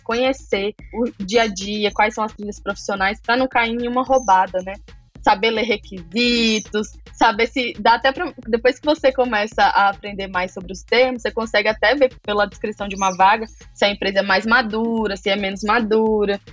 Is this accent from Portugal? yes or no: no; Maceió, Alagoas, Brazil; Eu sou nordestina, de Alagoas, nasci em Maceió, capital. Nasci e cresci aqui.